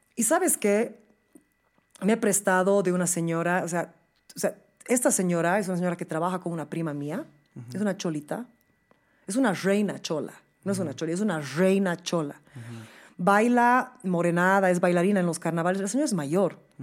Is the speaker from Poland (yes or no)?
no; Bolivia; moved away; Yo soy muy orgullosa de ser boliviana